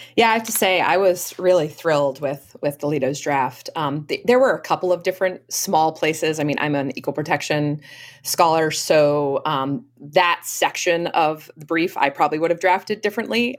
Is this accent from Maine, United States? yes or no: yes; Maine, United States; now in Boston area, United States; I grew up um, in a, uh, a family in Maine, outside of um, uh, the Camden Rockport area in Maine.